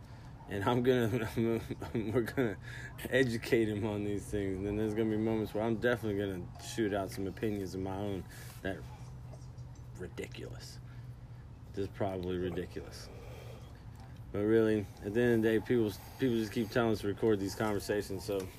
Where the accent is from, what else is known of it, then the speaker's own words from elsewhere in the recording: Mississippi, United States; I'm from Mississippi.